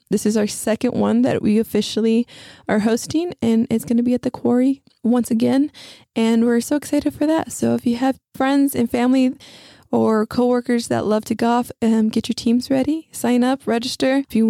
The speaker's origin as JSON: {"language": "English", "town": "Odessa", "region": "Texas", "country": "United States", "moved": "yes", "lives_now": "San Antonio, United States", "said": "I'm from Odessa."}